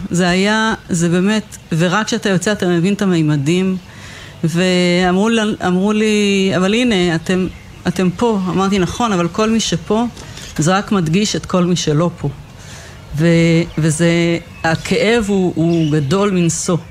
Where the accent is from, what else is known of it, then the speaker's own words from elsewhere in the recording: Kfar Aza, Southern District, Israel; נולדתי וגדלתי בכפר עזה